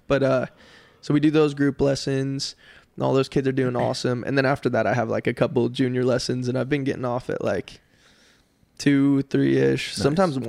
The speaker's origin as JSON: {"language": "English", "region": "Colorado", "country": "United States", "tie": "born or raised there", "also_born_or_lived": "California", "moved": "as an adult", "lives_now": "Wichita Falls, United States", "said": "born and raised in Colorado. There was a little bit of time where I lived in California"}